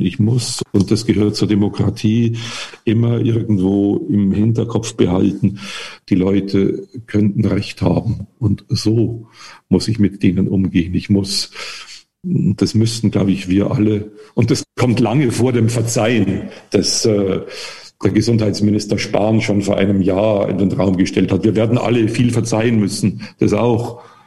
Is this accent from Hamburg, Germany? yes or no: no; the area of Wackersdorf, Bavaria, Germany; Ich komme ja aus der Gegend von Wackersdorf